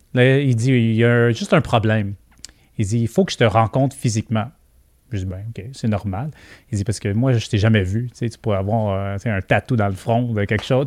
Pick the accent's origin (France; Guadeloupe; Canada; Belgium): Canada; Quebec; accent: Québécois; On le voit dans mon accent. Je parle comme les Québécois.